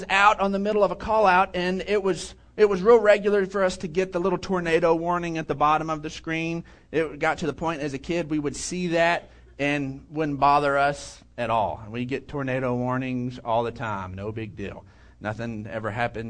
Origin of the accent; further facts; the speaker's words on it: Odessa, Texas, United States; I grew up in Odessa, and out there it's just flat